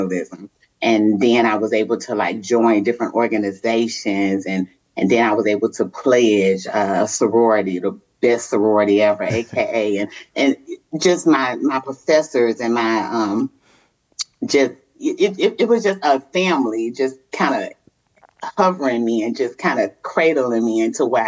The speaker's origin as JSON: {"language": "English", "town": "Chicago", "region": "Illinois", "country": "United States", "tie": "born or raised there", "also_born_or_lived": "Mississippi", "moved": "yes", "said": "I grew up in Chicago"}